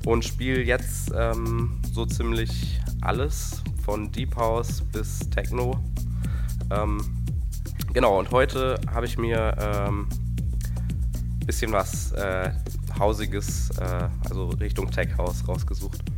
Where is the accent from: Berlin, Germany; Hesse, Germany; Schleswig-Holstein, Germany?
Hesse, Germany; Giessen; komme aus Gießen, bin 19 Jahre alt